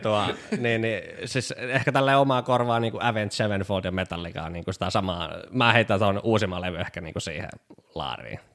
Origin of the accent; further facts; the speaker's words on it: Pori, Satakunta, Finland; moved away as an adult; also born or lived in Lahti; now in Tampere, Finland; olen porilainen.